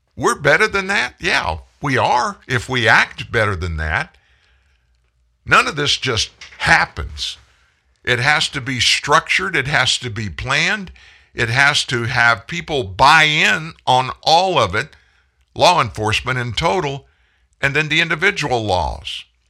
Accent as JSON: {"language": "English", "region": "South Louisiana", "country": "United States", "tie": "born or raised there", "also_born_or_lived": "Franklin, Louisiana", "said": "I grew up in South Louisiana."}